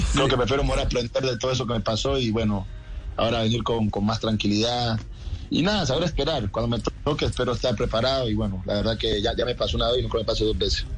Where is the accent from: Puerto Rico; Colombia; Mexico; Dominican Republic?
Colombia; moved away as an adult; also born or lived in Argentina; now in Spain; como colombiano